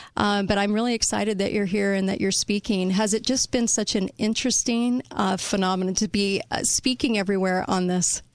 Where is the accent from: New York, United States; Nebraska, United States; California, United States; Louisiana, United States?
California, United States; now in Utah, United States; I was raised in California